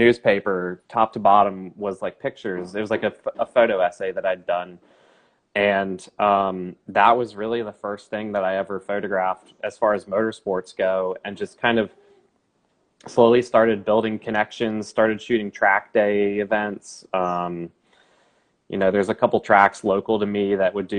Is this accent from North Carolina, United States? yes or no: yes; Charlotte, North Carolina, United States; I'm from Charlotte, North Carolina. I'm born and raised in Charlotte